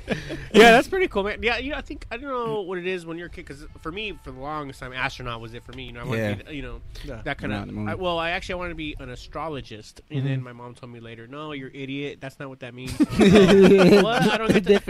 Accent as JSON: {"language": "English", "country": "Palestine", "tie": "born or raised there", "said": "I grew up in Palestine. Yeah, Palestine."}